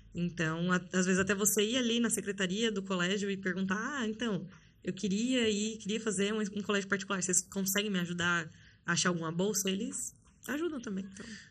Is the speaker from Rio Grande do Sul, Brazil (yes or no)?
no; São Paulo, Brazil; eu sou natural de São Paulo, sou paulistana, da capital